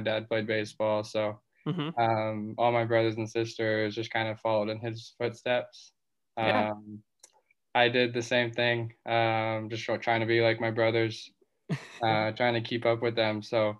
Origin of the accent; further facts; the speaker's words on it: Newport Beach, California, United States; now in Long Beach, United States; I'm from Newport Beach, California. Yeah. Born and raised here, pretty much lived in the same house my whole life. So just kind of moved out of that. Now I'm at Long Beach. I'm kind of on my own, which is nice.